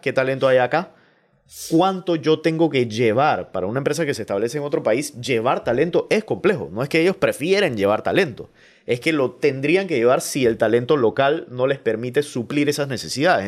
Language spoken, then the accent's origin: Spanish; Panama; productos que compramos como panameños